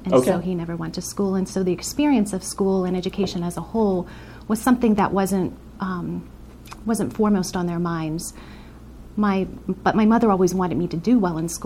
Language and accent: English; Harrisburg, Pennsylvania, United States; I grew up in the Harrisburg area